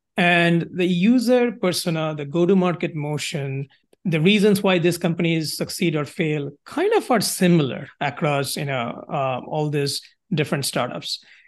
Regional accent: India; moved away as an adult; now in United States; So in terms of my background, I'm originally from India, came to school here at Georgia Tech

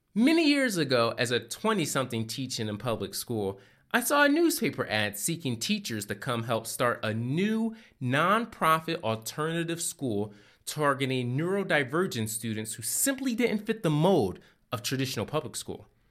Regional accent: Philadelphia, Pennsylvania, United States; I grew up in Philadelphia, and one of the things I really enjoyed about living in the city of brotherly love

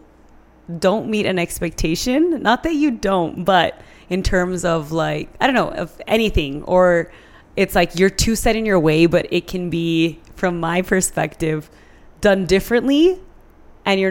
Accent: San Elizario, Texas, United States; I grew up in San Eli High School

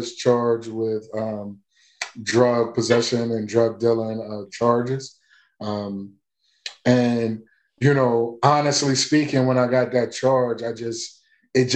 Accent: Wilmington, Delaware, United States; I am from, born and raised in Wilmington, Delaware.

